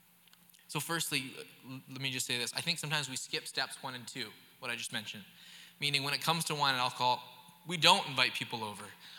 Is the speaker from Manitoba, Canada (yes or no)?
no; the Okanagan, British Columbia, Canada; moved away; I grew up in the Okanagan